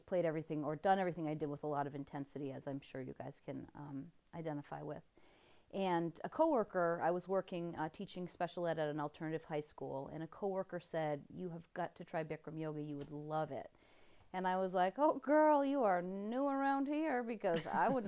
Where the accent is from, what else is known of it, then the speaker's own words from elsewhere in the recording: Vermont, United States; I grew up in Vermont, so being the tree-hugging dirt worshiper from Vermont that I was